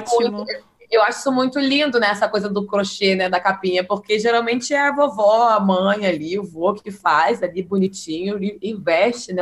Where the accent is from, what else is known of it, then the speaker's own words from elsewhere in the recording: Northeast Region, Brazil; now in Rio de Janeiro, Brazil; eu tive a oportunidade de, de, passar minha infância no Nordeste